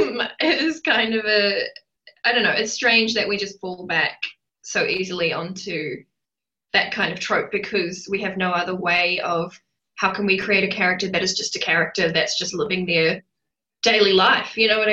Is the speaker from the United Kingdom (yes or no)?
no; New Zealand; I'm from New Zealand and, you know, we have a very large Pacific Island culture.